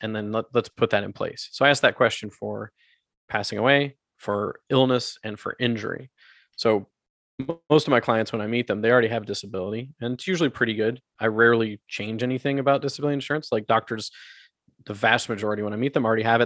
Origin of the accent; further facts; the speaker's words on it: United States; also born or lived in South America; now in Canada; I was born in the States, I grew up in the, I grew up there